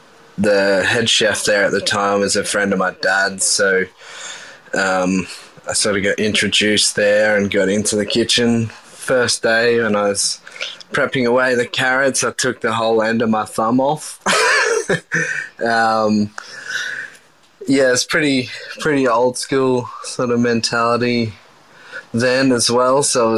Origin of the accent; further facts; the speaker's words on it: Coffs Harbour, New South Wales, Australia; So I grew up in Coffs Harbour, mid-north coast, New South Wales.